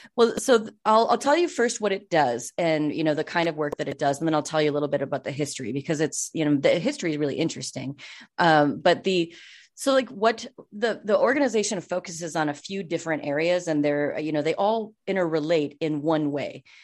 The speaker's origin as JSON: {"language": "English", "region": "Minnesota", "country": "United States", "also_born_or_lived": "Western Wisconsin", "said": "I'm from Minnesota, as Mindy said. And so, like, I lived in Minnesota. My, my family is actually from Western Wisconsin"}